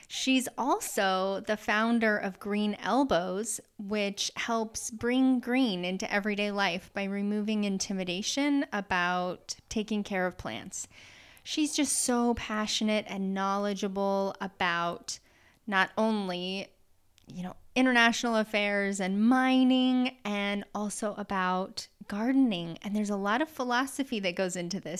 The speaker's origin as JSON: {"language": "English", "region": "Utah", "country": "United States", "tie": "born or raised there", "said": "I grew up there too."}